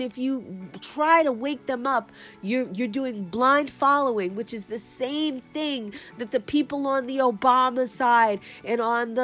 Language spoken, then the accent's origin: English; New York City, New York, United States; my hometown